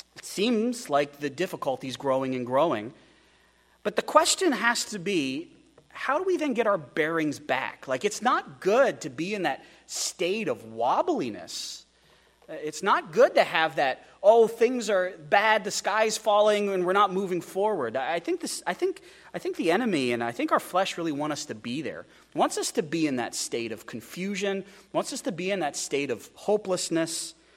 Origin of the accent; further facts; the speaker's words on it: United States; American Christians